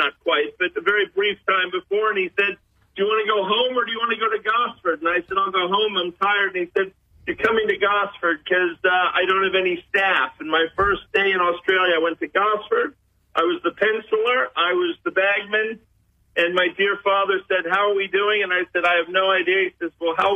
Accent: Boca Raton, Florida, United States; moved away; I'm originally from Florida. My father was the tennis pro at the Boca Raton Hotel, and I grew up in Boca Raton, Florida

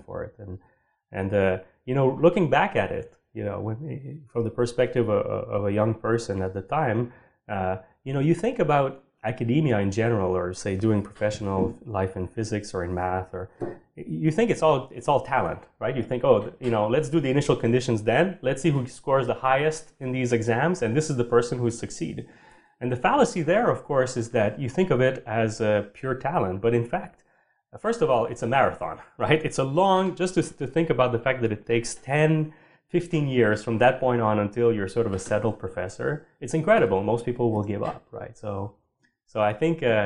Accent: Sherbrooke, Quebec, Canada; also born or lived in Montreal; I grew up in Sherbrooke

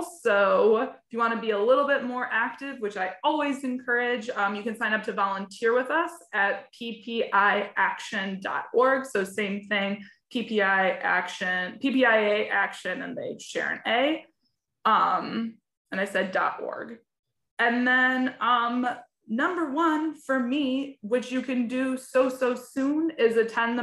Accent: Michigan, United States; now in Illinois, United States; I'm actually not an Illinois native. I'm from Michigan

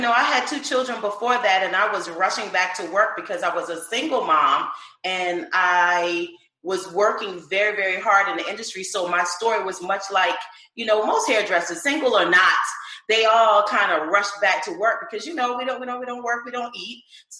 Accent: Charleston, South Carolina, United States; moved away as an adult; now in Maryland, United States; South Carolina. I'm a Charleston girl, Southern by heart. Relocated to Maryland, close to you guys.

